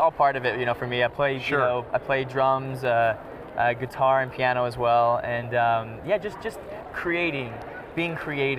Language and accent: English; Utah, United States; moved away as an adult; also born or lived in London, United Kingdom; I'm from Utah.